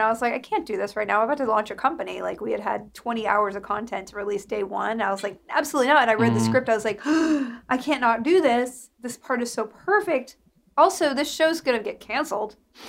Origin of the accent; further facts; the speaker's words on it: Alabama, United States; also born or lived in Mississippi / Texas / Kentucky / Virginia; How well, I grew up in Alabama, Mississippi, and other places.